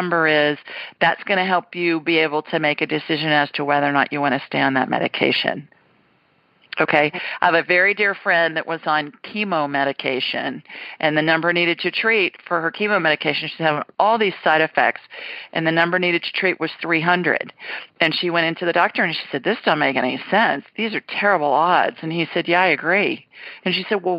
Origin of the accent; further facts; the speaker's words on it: Columbus, Ohio, United States; moved away; Columbus, my hometown